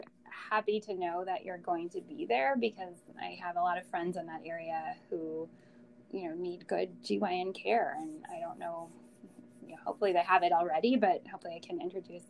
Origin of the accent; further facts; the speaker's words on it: Green Bay, Wisconsin, United States; moved away; I grew up in Green Bay, Wisconsin